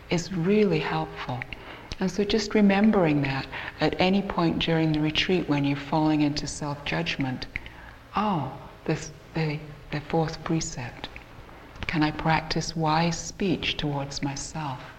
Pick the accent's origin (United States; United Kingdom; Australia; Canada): Canada; I'm also from Canada, and we don't all sound like we're English, even though the two of us here do.